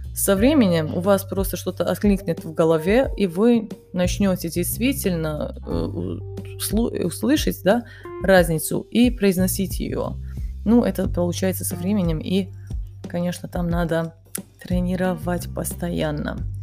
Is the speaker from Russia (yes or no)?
no; Kanjiža, Vojvodina, Serbia; Russian is a second language; also born or lived in Bosnia and Herzegovina; я родилась в Боснии, мы переехали потом в Сербию, и сначала я жила в маленьком городе, который называется Канижа. Он находится на севере Сербии